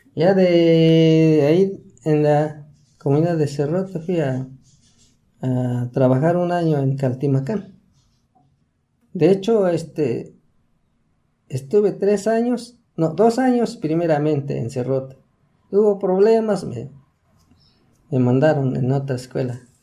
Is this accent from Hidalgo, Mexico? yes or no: yes; Chalmita, Hidalgo, Mexico; Soy, de Chalmita